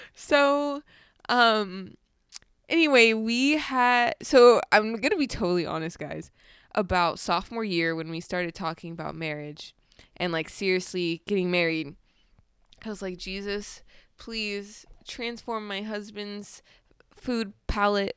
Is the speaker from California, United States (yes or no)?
yes; California, United States; I grew up in California